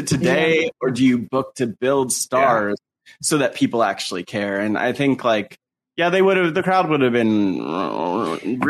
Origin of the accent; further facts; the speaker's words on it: New Jersey, United States; when I was growing up in Jersey